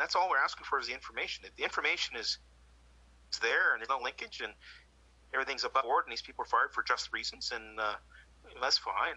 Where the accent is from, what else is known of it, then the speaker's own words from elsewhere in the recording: Canada; as a Canadian